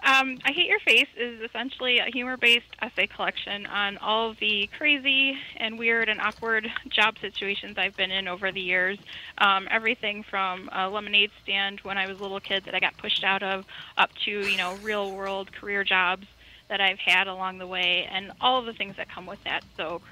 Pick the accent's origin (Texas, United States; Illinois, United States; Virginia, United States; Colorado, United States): Illinois, United States; Chicago; I am from Chicago, but it was not mob-related.